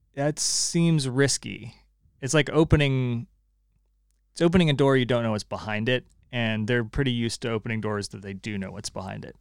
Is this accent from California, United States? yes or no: yes; California, United States; now in Connecticut, United States; I'm still a Californian